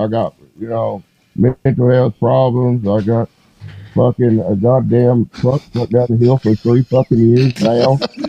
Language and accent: English; Woodford County, Kentucky, United States; moved away as an adult; also born or lived in Lexington, Kentucky; I grew up in Woodford County. It's horse country.